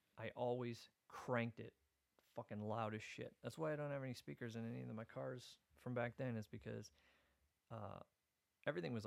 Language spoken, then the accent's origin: English; Iowa, United States; now in Minnesota, United States; I'm originally from Iowa